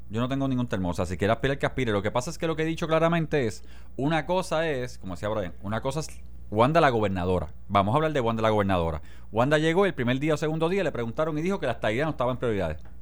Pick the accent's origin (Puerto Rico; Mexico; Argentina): Puerto Rico; Jayuya; la bandera de Jayuya es mi bandera